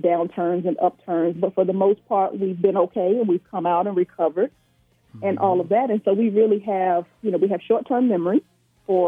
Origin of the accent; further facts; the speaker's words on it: Virginia, United States; moved away as an adult; now in Georgia, United States; I'm originally from Virginia.